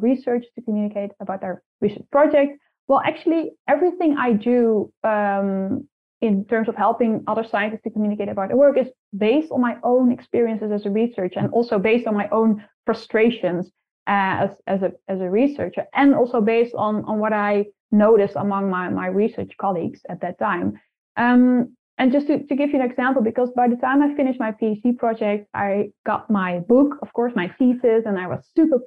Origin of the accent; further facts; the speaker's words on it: Netherlands; first language Dutch; English is a second language; I'm from the Netherlands